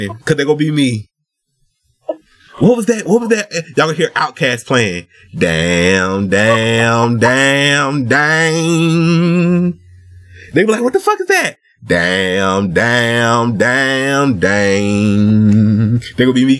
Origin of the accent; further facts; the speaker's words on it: United States; I was born in America, so I don't have it